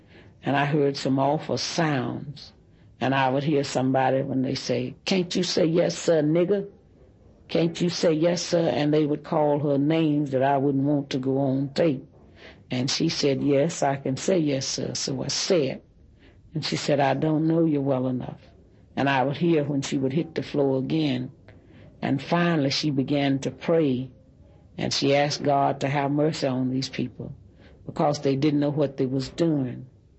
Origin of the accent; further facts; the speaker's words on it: Louisville, Kentucky, United States; And he asked me where I was from, and I told him I was from Louisville.